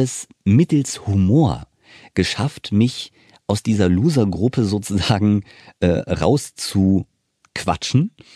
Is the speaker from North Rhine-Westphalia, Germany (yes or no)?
no; Wiesbaden, Hesse, Germany; ich bin ja aufgewachsen in Wiesbaden, wir sind ja beide Hesse